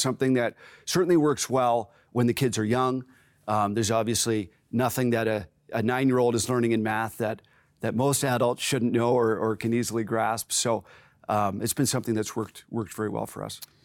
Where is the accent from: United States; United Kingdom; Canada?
Canada; Waterford, Ontario; also born or lived in Simcoe, Ontario / Courtice, Ontario; myself and my three brothers grew up uh, in Waterford, so just sort of south of Brantford, Ontario